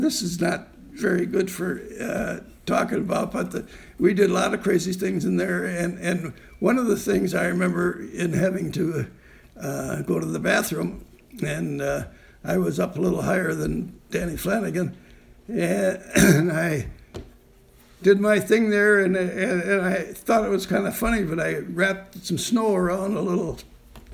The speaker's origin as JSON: {"language": "English", "region": "Wisconsin", "country": "United States", "said": "we're from Wisconsin"}